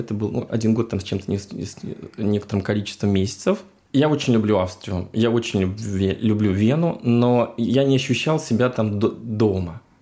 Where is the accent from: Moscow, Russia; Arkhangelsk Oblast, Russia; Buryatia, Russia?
Moscow, Russia; moved away as an adult; also born or lived in Sochi / Vienna; Я действительно москвич, я коренной москвич, родился в Москве